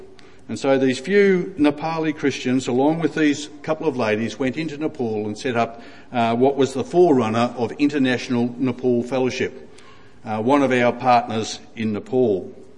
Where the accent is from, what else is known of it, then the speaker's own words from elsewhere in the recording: Ipswich, Queensland, Australia; Now, I can say that I was born in Ipswich, so I grew up in Ipswich, so I know about Ipswich.